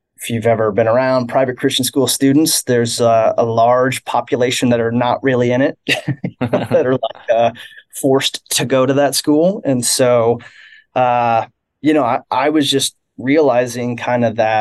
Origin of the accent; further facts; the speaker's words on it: Kansas City, Missouri, United States; I grew up here in Kansas City